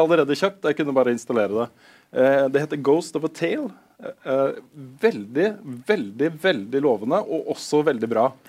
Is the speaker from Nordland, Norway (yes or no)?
no; Moss, Østfold, Norway; jeg er jo fra Moss til og med